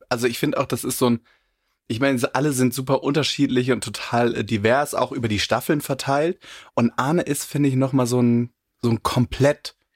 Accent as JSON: {"language": "German", "town": "Cologne", "region": "North Rhine-Westphalia", "country": "Germany", "said": "Also ich bin ja auch Kölner und äh, viele im ja. Karneval unterwegs"}